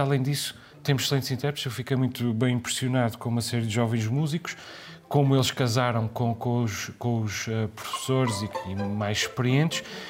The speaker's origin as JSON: {"language": "Portuguese", "country": "Portugal", "said": "para nós portugueses"}